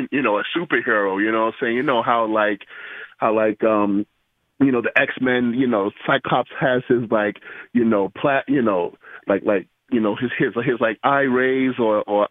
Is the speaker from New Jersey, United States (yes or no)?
no; New York, United States; I'm a New Yorker